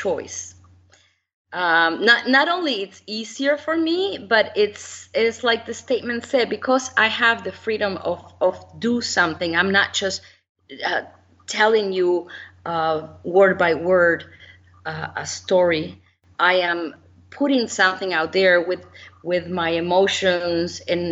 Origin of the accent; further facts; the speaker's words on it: Uruguay; moved away; I was born in Uruguay